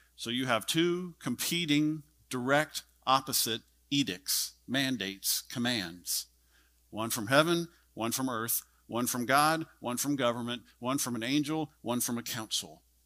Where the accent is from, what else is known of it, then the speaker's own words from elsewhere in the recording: Texas, United States; I'm a Texan